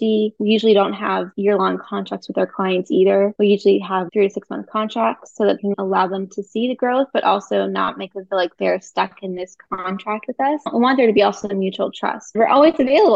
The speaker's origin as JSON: {"language": "English", "area": "Bay Area", "region": "California", "country": "United States", "moved": "yes", "lives_now": "Tulsa, United States", "said": "I'm originally from the Bay Area"}